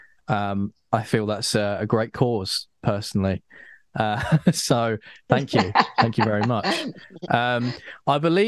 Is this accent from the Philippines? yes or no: no; United Kingdom; I'm a Brit